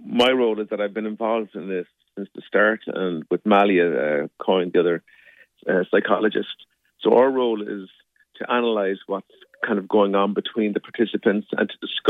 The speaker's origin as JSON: {"language": "English", "country": "Ireland", "said": "I think there's something about, you know, being Irish, we find it hard to have conflict."}